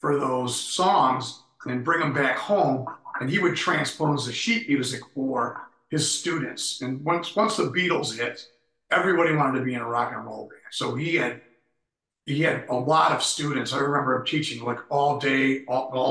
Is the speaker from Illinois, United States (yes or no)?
yes; Chicago, Illinois, United States; born and raised in Uptown